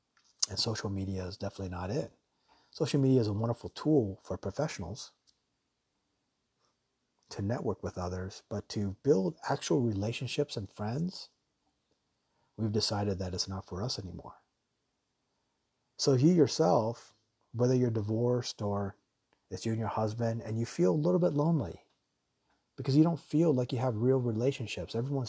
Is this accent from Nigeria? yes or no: no; Taiwan; also born or lived in Japan; And where I'm originally from Taiwan and Japan, people are extremely nice.